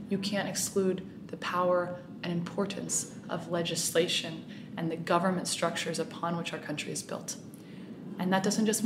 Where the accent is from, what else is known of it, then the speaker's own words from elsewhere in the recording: Puerto Rico; educating, inspiring, and mobilizing people towards solutions is something I believe passionately about in my hometown, in Puerto Rico, and all around the world.